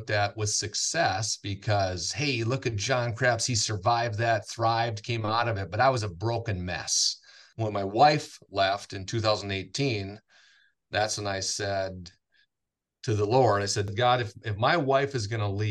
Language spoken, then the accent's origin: English; Willmar, Minnesota, United States; also born or lived in St. Cloud, Minnesota; I'm born and raised in Wilmer, went to community Christian school, kindergarten through sixth grade.